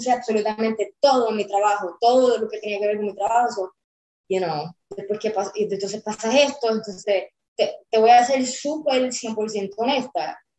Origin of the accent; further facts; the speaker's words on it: Puerto Rico; now in United States; yo me vine de Puerto Rico sola, con literalmente solamente clothes on my back